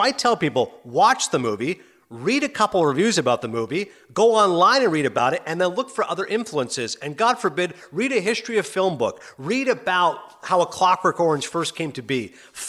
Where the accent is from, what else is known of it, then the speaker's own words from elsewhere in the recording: Ontario, Canada; also born or lived in Toronto / Kingston / Morven; I was born in Toronto, which, as you know, is a major city. But then I grew up as a small kid. I was 6 years old. We moved to a small town called Kingston, which is about 100,000 population. 6 to 11, lived in a couple of different houses, and then moved to Morven, Ontario. Morven, population 500.